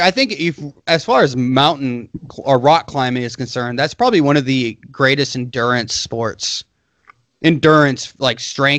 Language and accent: English; United States; I'm an American.